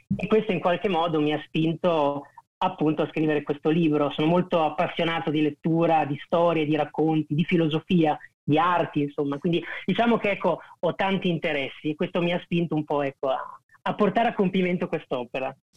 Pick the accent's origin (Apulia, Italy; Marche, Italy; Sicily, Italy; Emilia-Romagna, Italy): Marche, Italy; Pesaro; vengo da Pesaro